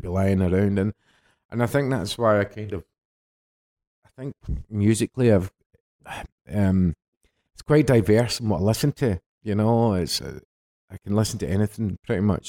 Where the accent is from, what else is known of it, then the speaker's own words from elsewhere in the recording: Glasgow, Scotland, United Kingdom; In between the Balance and Celtic Park. That's where I was sort of brought up